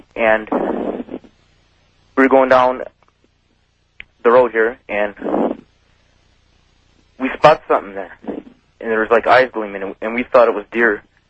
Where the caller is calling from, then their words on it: Seymour, Wisconsin, United States; Yeah, I'm calling from Seymour, Wisconsin.